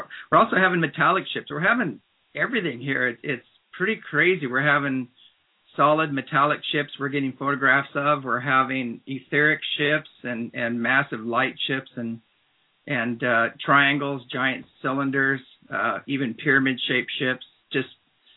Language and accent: English; Apple Valley, California, United States; moved away as an adult; also born or lived in Santa Cruz, California; now in Trout Lake, Washington, United States; As a kid, I was raised in Apple Valley, California, and the high desert.